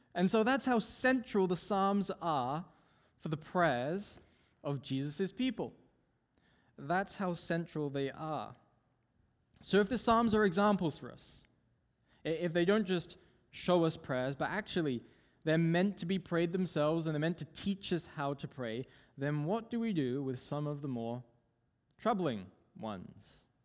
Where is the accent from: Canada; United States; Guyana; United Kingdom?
United Kingdom; England; moved away; I'm originally from England.